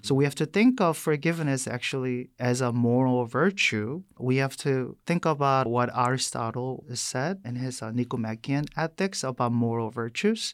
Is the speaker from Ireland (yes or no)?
no; South Korea; English is a second language; moved away as an adult; also born or lived in New York City, United States / Boston, United States / Madison, Wisconsin, United States; now in United States; I was born and raised in South Korea. I came to the U S when I was eighteen